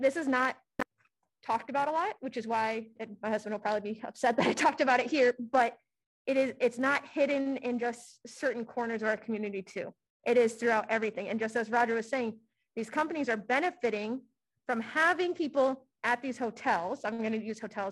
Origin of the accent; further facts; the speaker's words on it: Johnson County, Iowa, United States; I'm born and raised in Johnson County